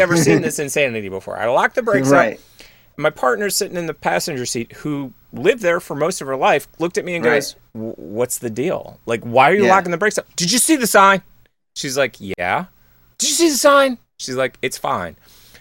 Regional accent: Pennsylvania, United States; I grew up in Pennsylvania

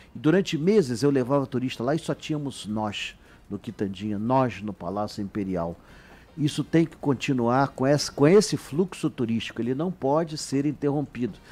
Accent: Petrópolis, Rio de Janeiro, Brazil; na minha infância, tinha chuva em Petrópolis

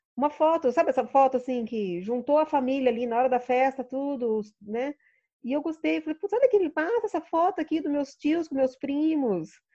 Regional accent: Sorocaba, São Paulo, Brazil; moved away as an adult; also born or lived in Rio de Janeiro; E eu voltei para Sorocaba, né? Eu sou de Sorocaba

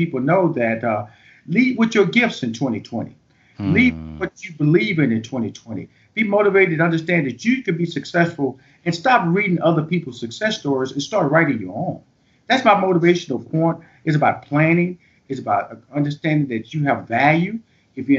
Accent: the South, United States; I'm from the South, man. So the beauty of that's my background. That's where I grew

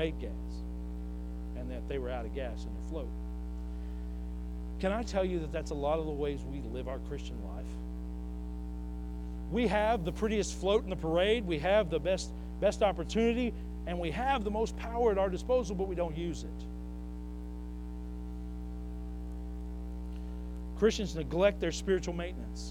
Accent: Northwest Arkansas, United States; I'm from here, y'all. I'm from Northwest Arkansas

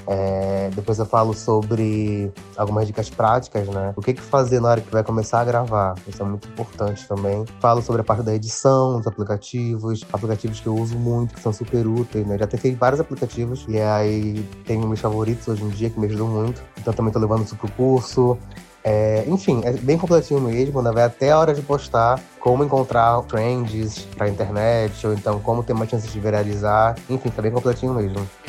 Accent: Belém, Pará, Brazil; now in São Paulo, Brazil; Sou de Belém, sou da Amazônia, mas atualmente moro em São Paulo

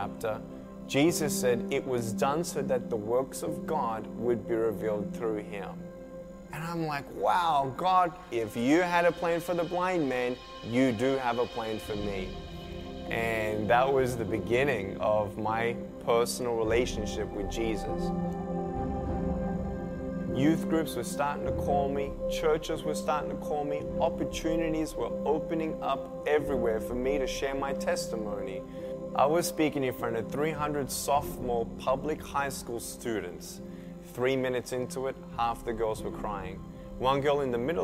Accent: Melbourne, Victoria, Australia; I was born in Melbourne, Australia, 1982

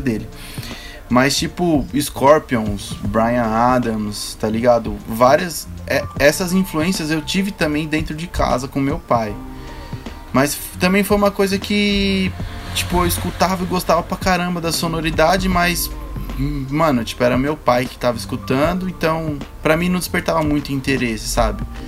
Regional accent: Ceará, Brazil; Que eu também sou nordestino, sou nascido lá, no, sou nascido no Ceará, cearense

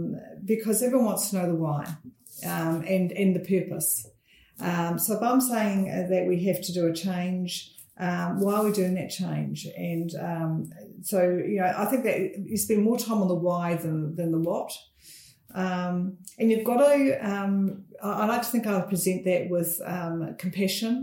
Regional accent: North Canterbury, New Zealand; I grew up in North Canterbury, a small town, which is not small anymore, Angura.

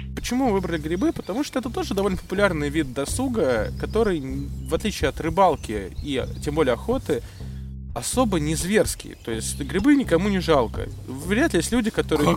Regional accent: Moscow, Russia; я из Москвы

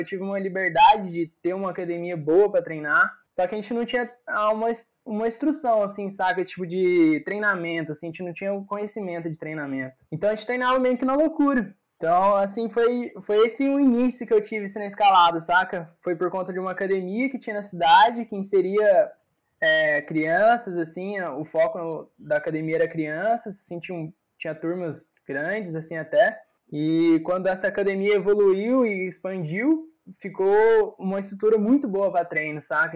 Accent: Itamonte, Minas Gerais, Brazil; moved away; uma cidade do interior, sabe? Eu vim de Itamonte. Então, era muito pequena a cidade

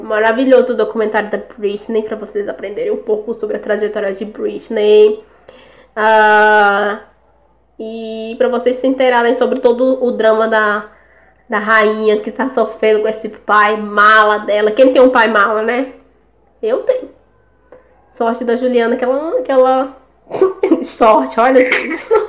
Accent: São Luís, Maranhão, Brazil; a gente é de lá, né? A gente é do Nordeste, São Luís.

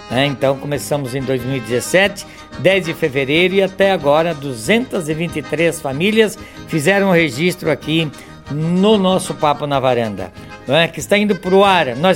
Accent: Cachoeira do Sul, Rio Grande do Sul, Brazil; born there; Ah, em Cachoeira do Sul, né? Cachoeira do Sul, no Rio Grande do Sul.

